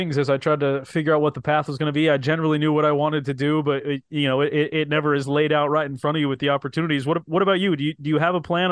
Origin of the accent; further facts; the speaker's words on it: West Coast, United States; I grew up on the West Coast